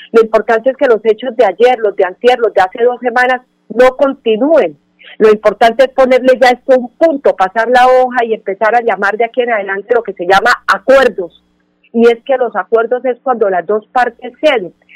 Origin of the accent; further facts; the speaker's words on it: Colombia; todos somos colombianos